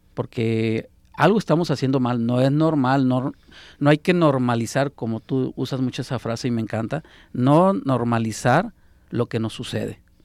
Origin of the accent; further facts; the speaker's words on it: Sonora, Mexico; now in Guadalajara, Mexico; Yo que soy de Sonora